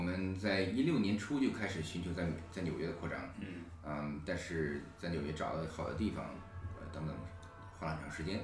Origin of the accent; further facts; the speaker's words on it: Liaoning, China; moved away as an adult; also born or lived in Beijing; now in New York, United States; 我中科辽宁，呃，在，呃，中国长大，嗯，然后在北京